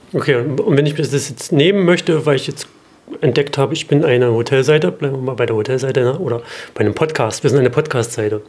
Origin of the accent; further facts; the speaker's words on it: Halle, Saxony-Anhalt, Germany; in Halle Saale, meiner Heimatstadt